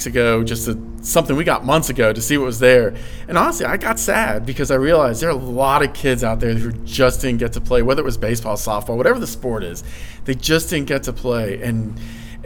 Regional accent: Blacksburg, Virginia, United States; growing up in Blacksburg, big Virginia Tech fan.

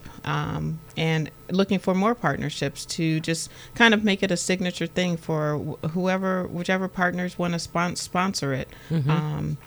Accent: Los Angeles, California, United States; now in Stafford County, United States; I'm from Los Angeles

